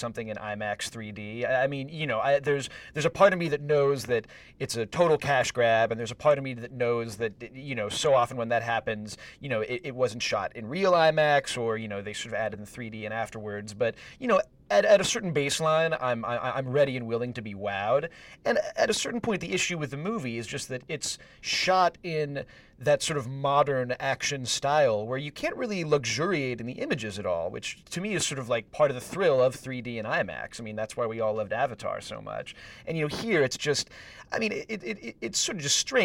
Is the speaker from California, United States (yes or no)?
yes; Northern California, United States; I'm from Northern California